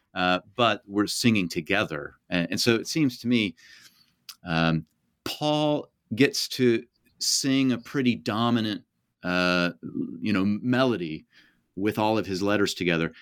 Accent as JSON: {"language": "English", "town": "Kansas City", "region": "Kansas", "country": "United States", "tie": "born or raised there", "said": "I grew up in the Kansas City area"}